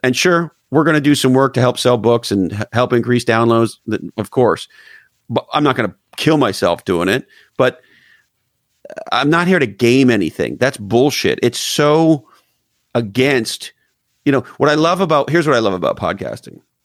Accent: Canada; moved away; I'm originally from Canada.

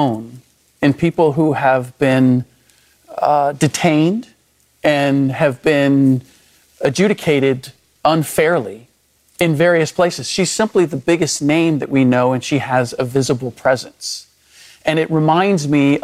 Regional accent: United States; first language German; English is a second language; first generation American, and German was my first language

